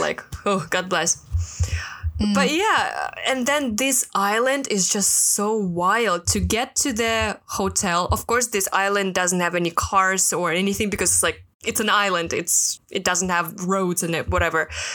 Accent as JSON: {"language": "English", "country": "Russia", "moved": "yes", "lives_now": "Hong Kong", "said": "I'm from Russia."}